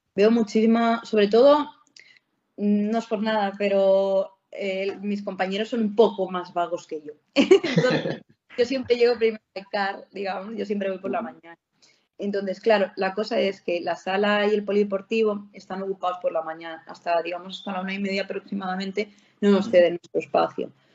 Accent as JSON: {"language": "Spanish", "town": "Barcelona", "region": "Catalonia", "country": "Spain", "said": "yo, de Barcelona"}